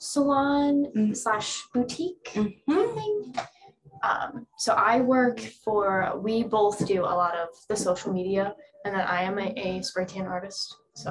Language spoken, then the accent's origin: English; Ohio, United States; moved away as an adult; now in North Carolina, United States; I'm from Ohio, moved to North Carolina, September 2019. I stayed for 3 months and then I went back home.